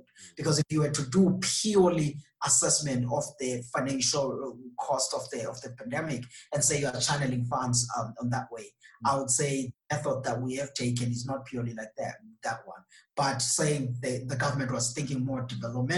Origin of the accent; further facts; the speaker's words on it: South Africa; as a South African